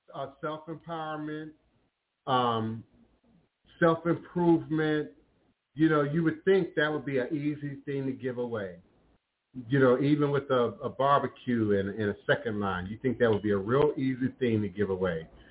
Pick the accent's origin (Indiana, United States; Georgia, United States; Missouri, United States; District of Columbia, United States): District of Columbia, United States; Washington; growing up in Chocolate City, uh, y'all now call it the DMV, D.C., Maryland, uh, uh, Virginia area